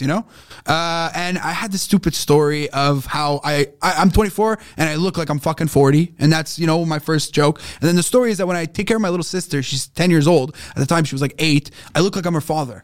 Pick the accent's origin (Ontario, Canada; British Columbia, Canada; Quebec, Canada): Quebec, Canada; Montreal; Growing up in Montreal